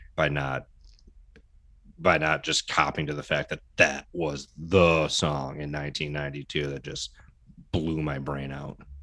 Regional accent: Detroit, Michigan, United States; as a Detroiter, suburban Detroiter, born, you know, born and raised, I grew up on Motown

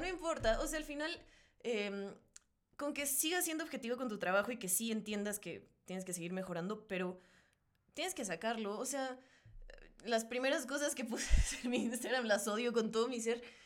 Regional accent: Mexico; mexicana, porque pues, soy mexicana

